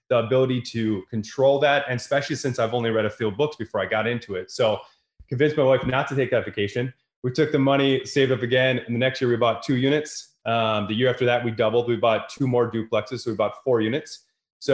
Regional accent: Wisconsin, United States; I'm from Wisconsin, right? This isn't the East Coast, West Coast.

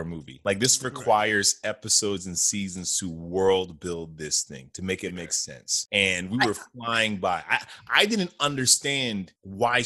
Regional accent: New York City, New York, United States; I'm a New Yorker.

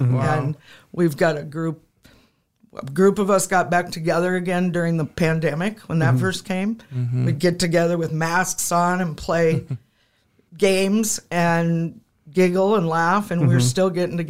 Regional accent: Madison, South Dakota, United States; I grew up in probably a typical white family in Madison, South Dakota.

